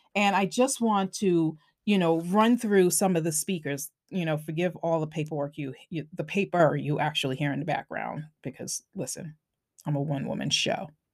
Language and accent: English; Long Island, New York, United States; accent: Long Island; my Long Island accent kicks in sometimes